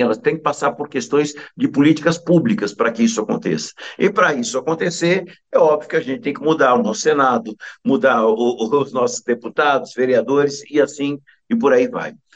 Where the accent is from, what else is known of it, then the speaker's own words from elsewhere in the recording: São Paulo, Brazil; Eu nasci numa região em São Paulo chamada Buraco do Sapo. Eu fui criado naquele lugar chamado Buraco do Sapo